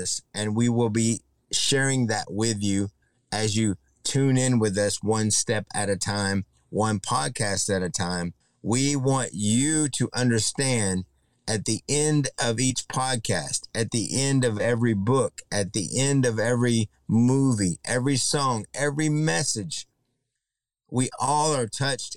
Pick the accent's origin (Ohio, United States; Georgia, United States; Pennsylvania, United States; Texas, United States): Texas, United States; Mid-Cities area of; also born or lived in Luke Air Force Base, Arizona / Laredo, Texas; I was born in Arizona on Luke Air Force Base in 1967. My father served in Nam for about 5 years. Honorable discharge came as a staff sergeant in the Air Force, and we moved from Arizona to Laredo and into the Mid-Cities area of Texas